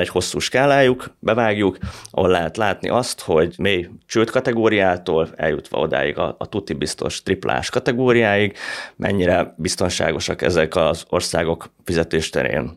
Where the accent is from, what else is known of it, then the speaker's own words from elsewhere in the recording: Hungary; magyarként, meg magyar befektetőként